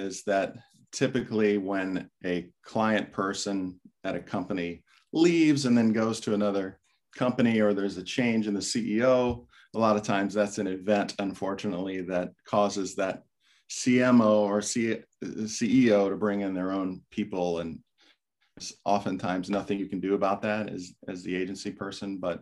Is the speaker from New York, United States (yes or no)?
no; Florida, United States; I grew up in Florida